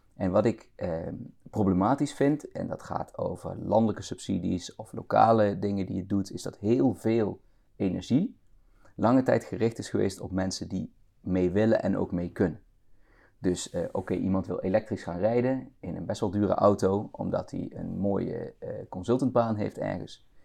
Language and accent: Dutch; northern Limburg, Netherlands; moved away as an adult; also born or lived in Rotterdam; now in Bemmel, Netherlands; Maar we zijn al heel snel, toen ik een paar jaar oud was en naar de kop van Noord-Limburg verhuisd. Daar komt mijn accent ook vandaan